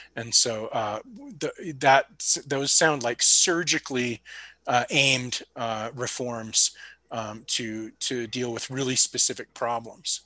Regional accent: California, United States; moved away; It is my my home state technically

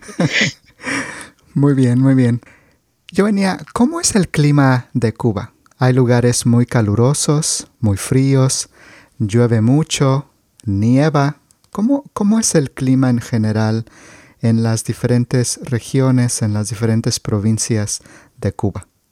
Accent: Mexico

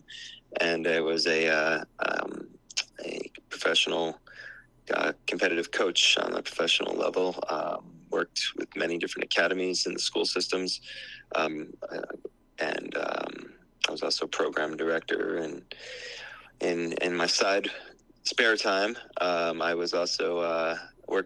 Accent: New Jersey, United States; moved away as an adult; also born or lived in New York City; now in Hawaii, United States; was born and raised in New Jersey

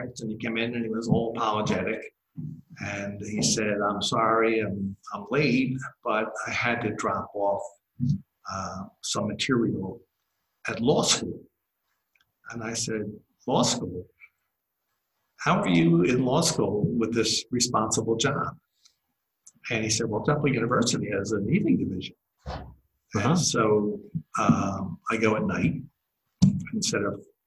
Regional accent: Philadelphia, Pennsylvania, United States; I'm born and raised Philadelphian. You can probably tell that by my accent.

